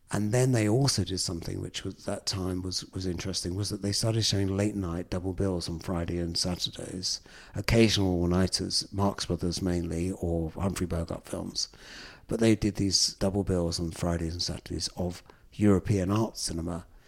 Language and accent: English; London, United Kingdom; when I was a kid growing up in London. I think from my doorstep in Islington, I was born in the pre-gentrified Islington of the late fifties.